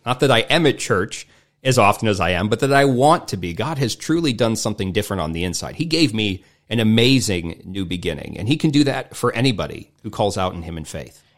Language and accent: English; United States; I grew up in America